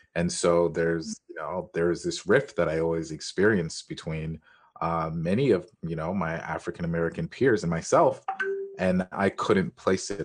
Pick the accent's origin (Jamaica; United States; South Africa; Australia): Jamaica; I am Jamaican